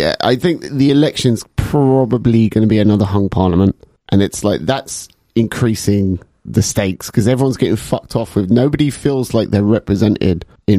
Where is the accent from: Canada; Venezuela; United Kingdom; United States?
United Kingdom; as a Brit